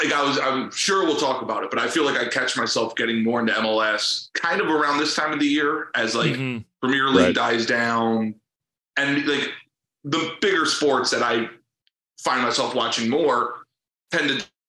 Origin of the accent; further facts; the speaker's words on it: East Coast, United States; now in Cincinnati, United States; So I've spent now like 17 and a half years in the general area, but I'm from the East Coast.